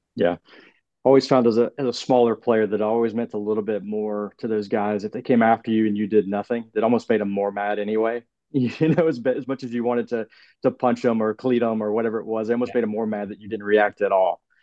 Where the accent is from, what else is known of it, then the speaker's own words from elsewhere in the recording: Georgia, United States; accent: Southern; being from Georgia, from South, no. you know, the Southern United States